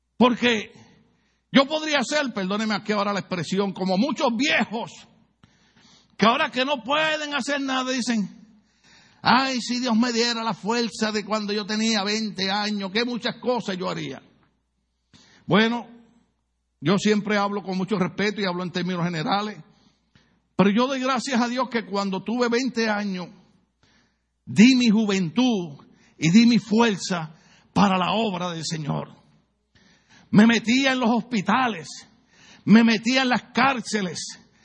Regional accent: Puerto Rico; now in United States; Yo que soy puertorriqueño

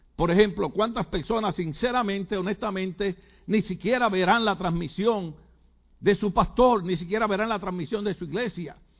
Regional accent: Puerto Rico; cómo somos los boricuas

